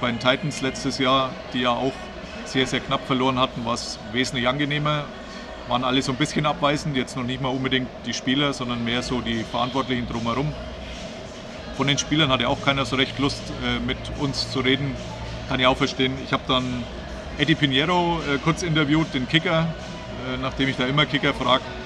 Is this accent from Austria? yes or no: no; Bavaria, Germany; wie man bei uns in Bayern sagt